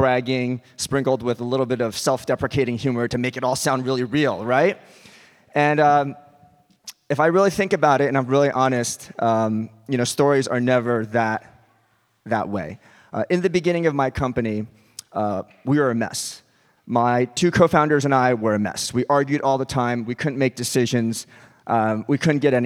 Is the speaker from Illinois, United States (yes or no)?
no; Westchester County, New York, United States; also born or lived in North Carolina; I grew up in Westchester County.